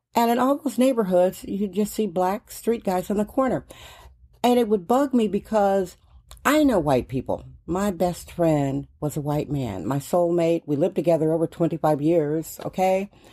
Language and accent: English; Milwaukee, Wisconsin, United States; moved away as an adult; now in San Francisco, United States; I am originally from Milwaukee, Wisconsin.